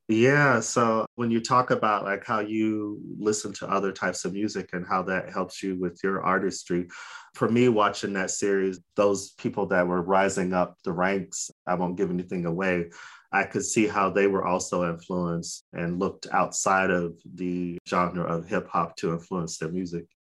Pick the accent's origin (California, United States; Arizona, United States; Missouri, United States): Arizona, United States; Phoenix; We're from Phoenix.